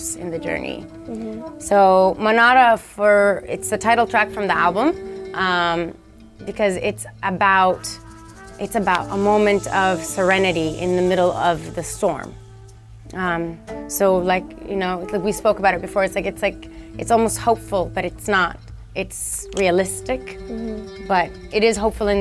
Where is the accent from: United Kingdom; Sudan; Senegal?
Sudan; moved away; it says on my passport that I was born in Sudan